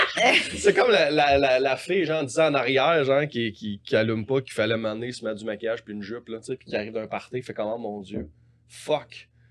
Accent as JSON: {"language": "French", "town": "Montreal", "region": "Quebec", "country": "Canada", "tie": "born or raised there", "also_born_or_lived": "Saint-Hyacinthe", "said": "j'étais à Montréal tout le temps dans ma vie"}